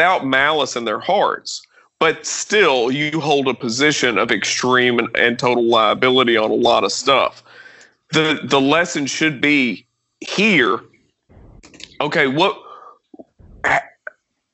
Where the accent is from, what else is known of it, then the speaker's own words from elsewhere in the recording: Glasgow, Kentucky, United States; I come from Glasgow. Glasgow has always been a shit show ever since I can remember